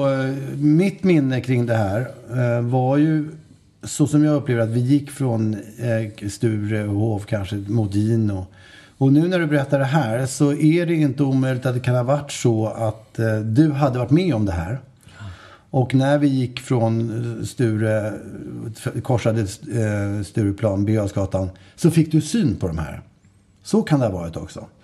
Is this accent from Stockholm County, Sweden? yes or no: yes; Stockholm County, Sweden; accent: Äppelviken; så kan det nog ha varit något i min dialekt. Eh, det vill säga lätt eh, Äppelviks i.